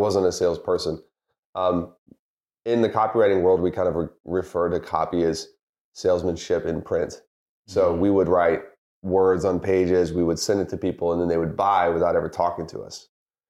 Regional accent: the South, United States; Like yourself, I grew up in the South, football country. Mm-hmm. I remember going to LSU games as a kid

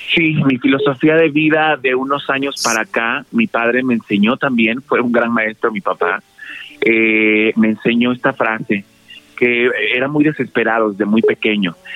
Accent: Veracruz, Mexico; siempre he sido como muy fan de mi tierra y no solo por haber nacido ahí

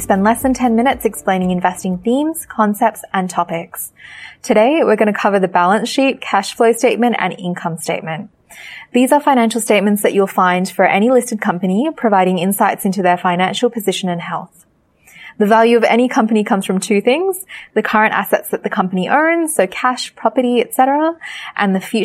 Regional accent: Sri Lanka; moved away; my parents are from Sri Lanka. I'm also from Sri Lanka

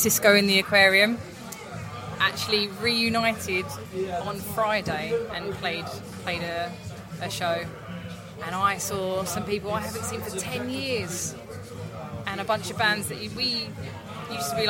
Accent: Southend-on-Sea, East of England, United Kingdom; I'm from Southend in Essex

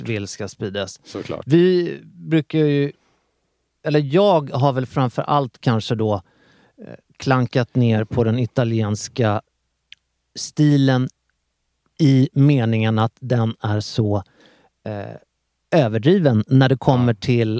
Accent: Sweden; jag är svensk och inte italienare

